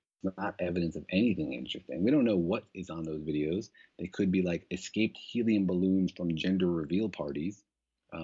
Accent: Los Alamos, New Mexico, United States; I grew up in Los Alamos. I'm from that area.

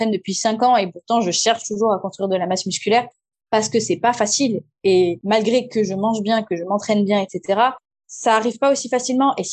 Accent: Madagascar; je viens de Madagascar.

